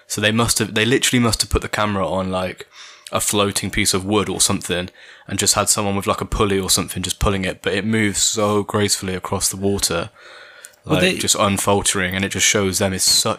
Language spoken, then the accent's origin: English; Brockworth, South West England, United Kingdom; also born or lived in Stroud; I was born in Stroud, you know. Did you know that? Stroud Maternity Hospital. I didn't move to Brockwith until I was 6.